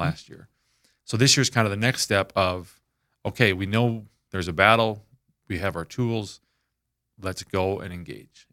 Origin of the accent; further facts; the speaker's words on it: Minneapolis, Minnesota, United States; moved away as an adult; also born or lived in Saint Cloud, Minnesota; I was born and raised up in Minneapolis